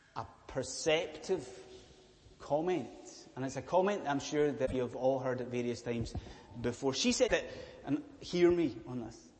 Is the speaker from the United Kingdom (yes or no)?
yes; Scotland, United Kingdom; I am a Scottish Presbyterian minister